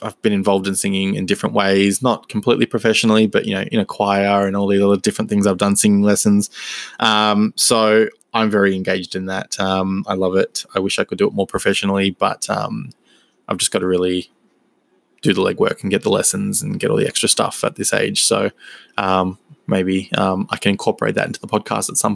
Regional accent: Melbourne, Victoria, Australia; born and raised in Melbourne, Victoria, in Australia

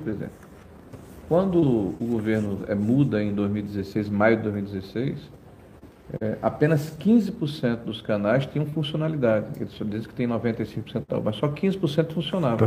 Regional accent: Northeast Region, Brazil; eu sou nordestino

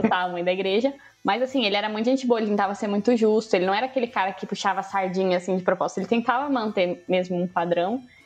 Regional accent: Brazil; eu sou brasileira

